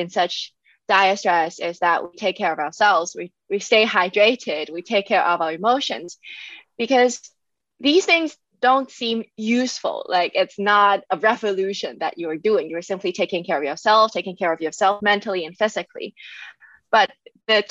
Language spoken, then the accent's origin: English; Hong Kong; moved away as an adult; now in Germany; I was born and raised in Hong Kong, and I came to Germany in 2018 for my master's programs.